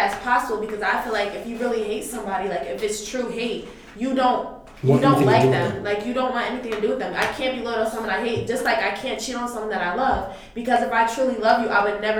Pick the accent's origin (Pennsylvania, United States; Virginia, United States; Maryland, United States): Pennsylvania, United States; the Poconos; The Poconos.